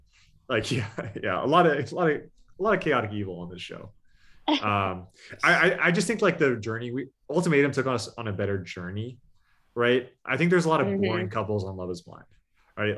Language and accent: English; California, United States; we're all from California